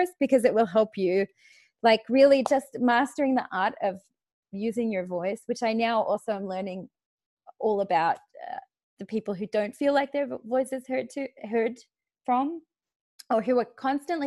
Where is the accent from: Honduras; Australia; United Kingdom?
Australia; moved away; I'm Australian. We swear a lot.